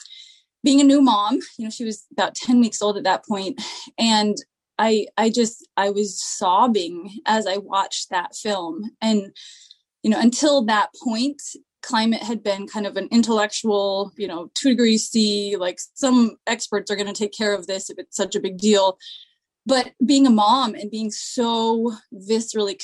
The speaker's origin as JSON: {"language": "English", "town": "Seattle", "region": "Washington", "country": "United States", "tie": "born or raised there", "moved": "yes", "lives_now": "East Bay, United States", "said": "So I grew up in Seattle, and when I was 9, I was given a not so friendly new stepdad"}